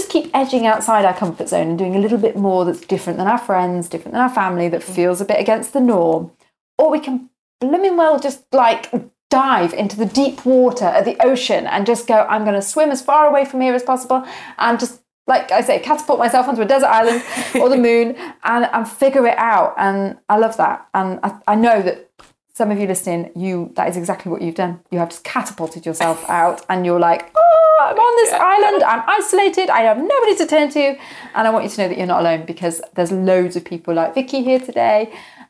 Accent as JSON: {"language": "English", "country": "United Kingdom", "said": "we're British citizens"}